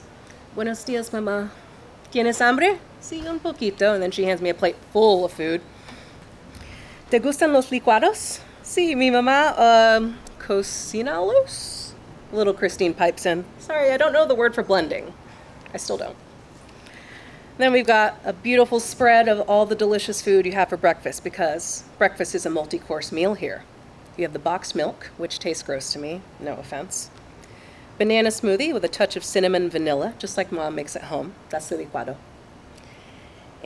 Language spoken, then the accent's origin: English; Longview, Texas, United States; now in Dallas, United States; I am from Longview, Texas